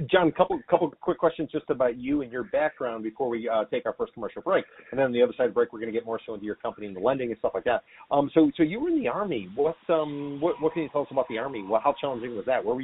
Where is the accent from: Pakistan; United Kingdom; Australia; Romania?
Romania; now in California, United States; I was born in Romania.